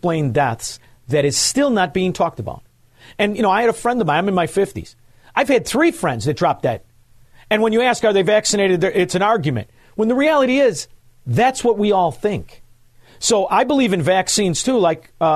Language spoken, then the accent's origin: English; Illinois, United States; We're from Illinois